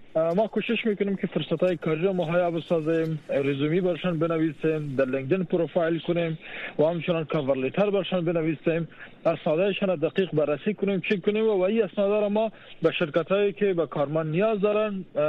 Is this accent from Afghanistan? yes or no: yes; Afghanistan; moved away; ما در افغانستان بزرگ شدیم